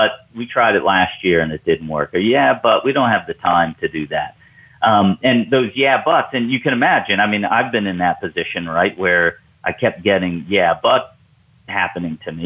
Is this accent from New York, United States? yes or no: yes; New York, United States; now in Atlanta, United States; you and I live in the South, Southeast U.S., and I'm originally from New York